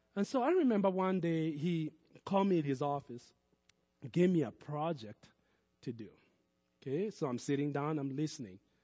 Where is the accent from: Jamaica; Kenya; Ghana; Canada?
Kenya; moved away as an adult; now in United States; I was born in Kenya. All my childhood I spent in Kenya. And I would say most of my adulthood I've spent in America